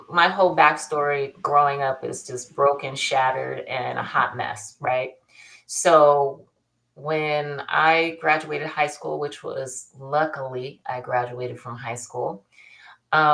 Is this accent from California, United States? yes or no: yes; Bakersfield, California, United States; my tail end of my childhood, I grew up in Bakersfield.